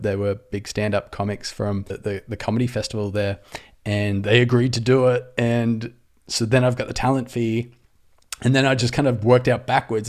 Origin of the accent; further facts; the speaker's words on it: Australia; accent: Aussie; moved away as an adult; also born or lived in Sydney, Australia; now in Los Angeles, United States; I'm an Aussie